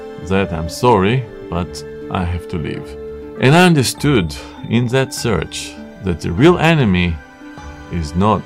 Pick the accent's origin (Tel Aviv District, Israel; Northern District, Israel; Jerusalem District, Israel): Jerusalem District, Israel; Jerusalem; moved away as an adult; also born or lived in Japan; I was born in Jerusalem, Israel, to a conservative family